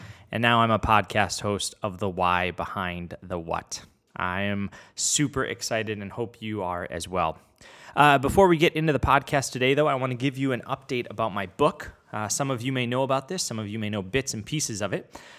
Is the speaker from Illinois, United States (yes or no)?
yes; Chicago, Illinois, United States; now in Rhode Island, United States; I'm a Chicagoan turned Rhode Islander.